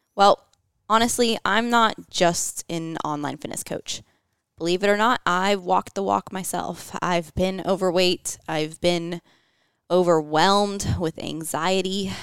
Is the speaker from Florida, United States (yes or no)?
yes; St. Petersburg, Florida, United States; moved away as an adult; also born or lived in Georgia; I was from Saint Pete, Florida. Uh, I was, went to high school there